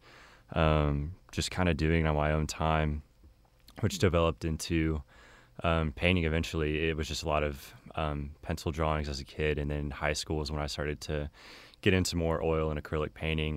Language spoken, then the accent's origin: English; Keller, Texas, United States; I'm from Keller, which is near Fort Worth. And I grew up there pretty much my entire life